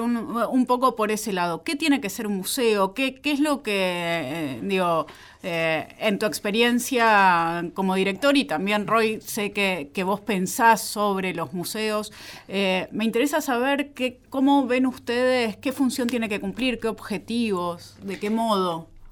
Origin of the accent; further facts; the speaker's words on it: Argentina; soy ciudadana argentina